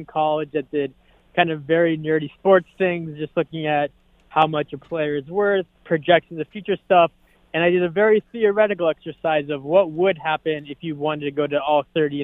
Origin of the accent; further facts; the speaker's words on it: Boston, Massachusetts, United States; growing up in Boston, Fenway